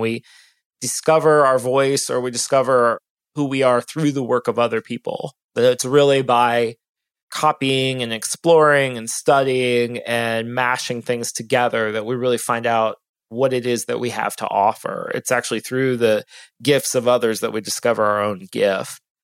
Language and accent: English; Ohio, United States; now in Austin, United States; I'm from Ohio